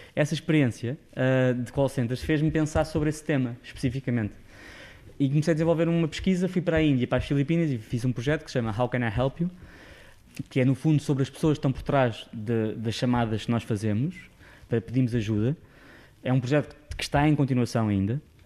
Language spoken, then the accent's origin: Portuguese; Sintra, Lisbon, Portugal; moved away as an adult; now in Lisbon, Portugal; não sou de Lisboa, vivi em Sintra a minha vida toda, depois fui para fora